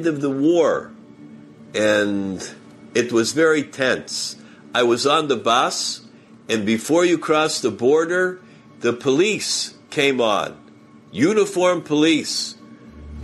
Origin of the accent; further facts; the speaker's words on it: New York, United States; I'm from New York, from the United States.